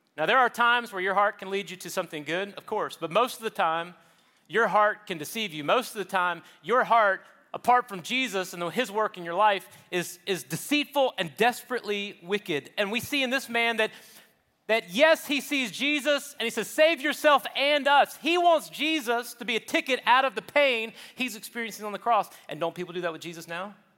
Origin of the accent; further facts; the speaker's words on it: Charleston, South Carolina, United States; where I grew up in South Carolina, Charleston